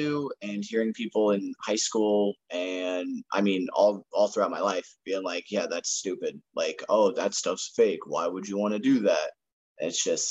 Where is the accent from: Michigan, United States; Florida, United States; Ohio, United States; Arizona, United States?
Ohio, United States; Akron; from Akron originally, and I was going to preschool, daycare, kindergarten